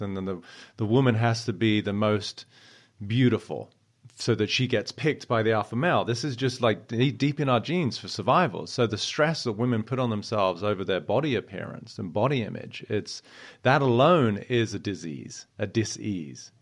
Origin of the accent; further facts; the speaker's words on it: South East England, United Kingdom; I grew up in Southeast England, and I was, uh, only child